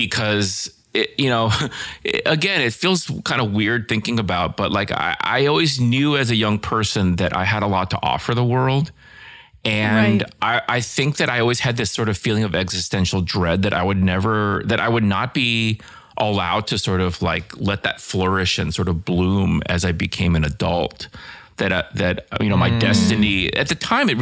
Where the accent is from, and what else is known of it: Northern Virginia, United States; born or raised there